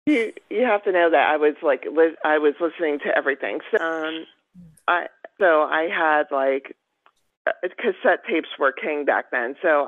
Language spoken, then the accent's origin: English; Pennsylvania, United States; also born or lived in Los Angeles / West Virginia; first off, I was born in Los Angeles on the Sunset Strip, literally. I lived in West Virginia for about 3 or 4 years of my early life. Then we moved, my family and I moved to the Poconos in Pennsylvania